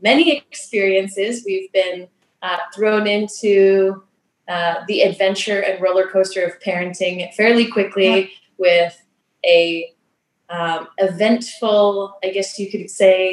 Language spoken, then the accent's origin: English; just outside Toronto, Ontario, Canada; I was born and raised just outside Toronto